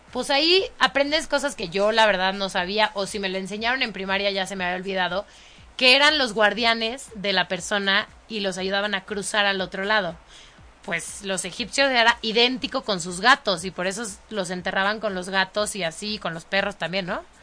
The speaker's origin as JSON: {"language": "Spanish", "country": "Mexico", "said": "los mexicanos no andamos en burro y no tenemos sombrero"}